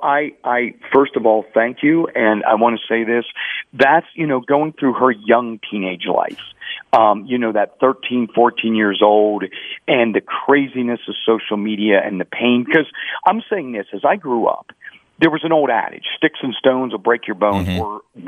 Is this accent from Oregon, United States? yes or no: no; Pittsburgh, Pennsylvania, United States; moved away; I was born in Pittsburgh and raised there